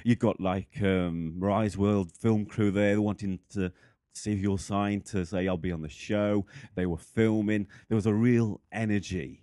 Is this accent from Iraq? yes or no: no; the north of England, United Kingdom; also born or lived in Boston Spa; from England, so the north. I live in a place called Boston Spa.